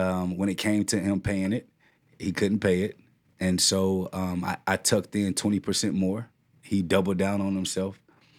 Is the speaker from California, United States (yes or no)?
no; Cedar Hill, Texas, United States; I'm from Cedar Hill, Texas, out here in Dallas, a suburb in Dallas.